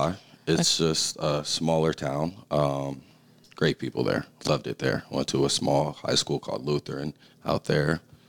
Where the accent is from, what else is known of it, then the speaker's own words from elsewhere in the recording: Aurora, Colorado, United States; moved away as an adult; also born or lived in Parker, Colorado; now in McCook, United States; I'm from Aurora, Colorado, originally.